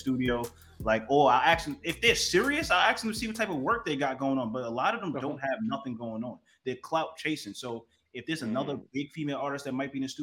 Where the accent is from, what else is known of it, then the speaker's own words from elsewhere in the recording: New York, United States; also born or lived in Miami; now in Los Angeles, United States; I'm from New York, you know, but I live in LA and Miami.